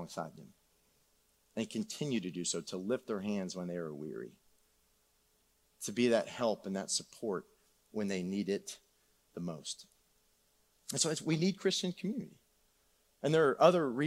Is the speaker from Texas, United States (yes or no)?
yes; San Antonio, Texas, United States; moved away; I grew up on Shadow Elm Woods